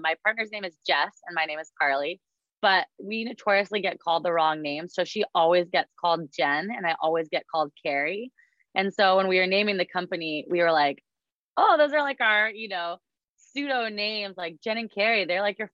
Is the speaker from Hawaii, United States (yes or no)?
no; Alaska, United States; now in Seattle, United States; I was born and raised in Alaska